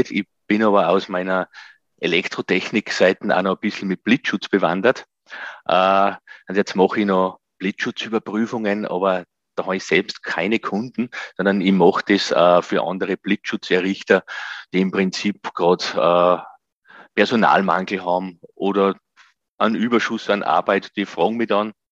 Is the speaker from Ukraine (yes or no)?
no; Gosau, Upper Austria, Austria; habe dann ein Nachbar von mir in meinem Heimatort Gosau im Salzkammergut